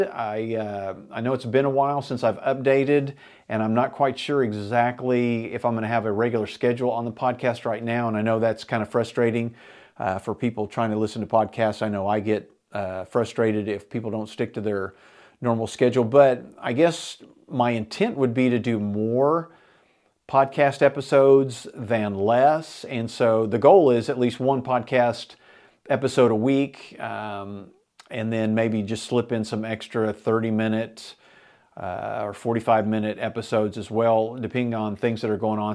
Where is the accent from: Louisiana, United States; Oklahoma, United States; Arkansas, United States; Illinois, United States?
Oklahoma, United States; Enid; me and my buddies growing up in Enid, Oklahoma in the seventies